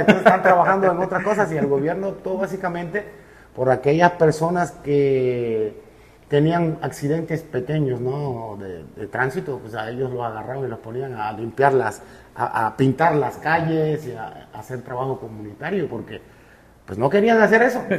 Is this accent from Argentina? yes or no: no; Cuba; moved away as an adult; also born or lived in Russia / Mérida, Mexico; now in Veracruz, Mexico; yo sí soy cubano